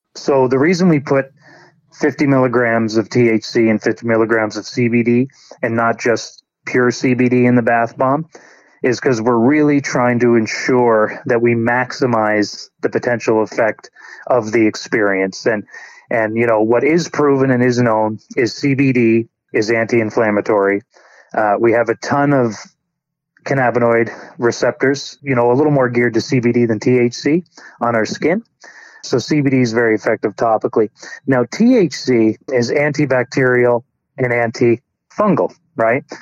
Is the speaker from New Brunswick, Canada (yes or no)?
yes; New Brunswick, Canada; moved away as an adult; also born or lived in Alberta; I grew up in in New Brunswick although I was in Alberta for the last 16 years